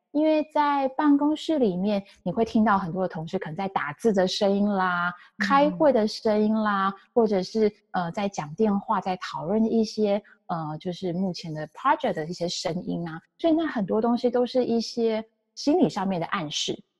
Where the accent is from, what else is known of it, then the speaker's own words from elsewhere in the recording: Taiwan; first language Chinese; now in San Francisco Bay Area, United States; 我来自台湾，然后中文是我的母语